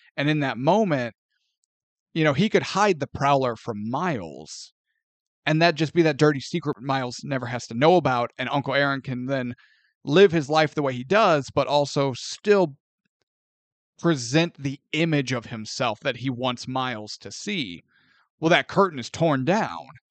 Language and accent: English; St. Louis, Missouri, United States; growing up in Saint Louis